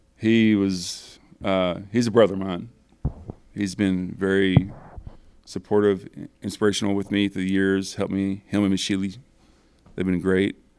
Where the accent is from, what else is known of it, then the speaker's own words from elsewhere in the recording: Broken Bow Lake, Oklahoma, United States; I was raised in campers on Bow Lake when I was born